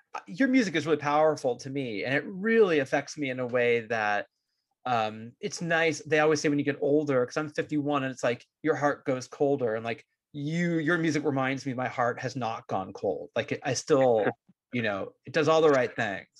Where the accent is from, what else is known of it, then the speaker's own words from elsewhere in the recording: Bay Area, California, United States; growing up in the Bay Area as like a jittery Jewish kid